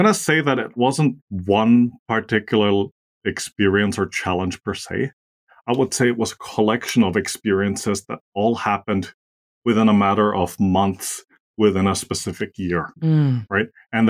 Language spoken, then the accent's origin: English; Austria; English is a second language; moved away; also born or lived in Asia; I'm originally from Austria. So for those of you who don't know where that is, it's a small German-speaking country in Central Europe. And I've had the privilege of spending most of my life abroad, mostly in Asia.